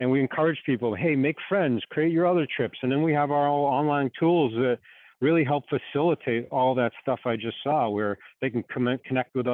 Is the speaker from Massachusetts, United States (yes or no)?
yes; Boston, Massachusetts, United States; From Boston. Can you hear the accent?